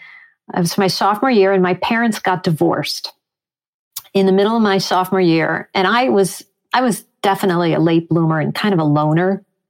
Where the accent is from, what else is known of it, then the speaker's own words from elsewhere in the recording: Chicago, Illinois, United States; also born or lived in Long Island, New York / Riverdale, New York; growing up in Chicago